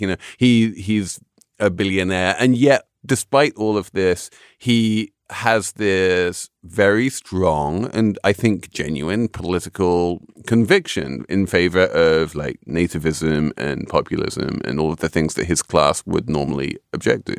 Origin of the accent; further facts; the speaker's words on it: United Kingdom; when I was growing up in Britain